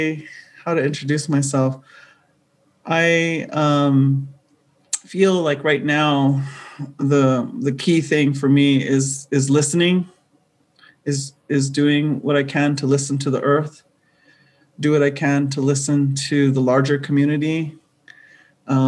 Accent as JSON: {"language": "English", "country": "United States", "lives_now": "Albuquerque, United States", "said": "I come from Diné Nation"}